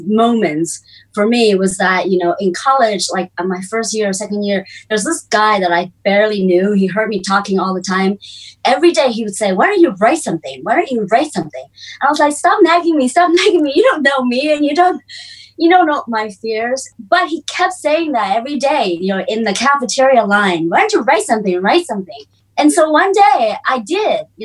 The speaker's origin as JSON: {"language": "English", "region": "California", "country": "United States", "tie": "born or raised there", "second_language": "English", "moved": "as an adult", "lives_now": "China", "said": "I was born in China and grew up in the US and California in the 80s."}